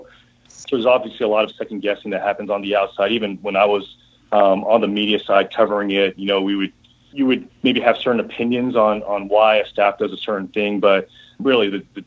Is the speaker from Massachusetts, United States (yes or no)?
no; Houston, Texas, United States; I'm from Houston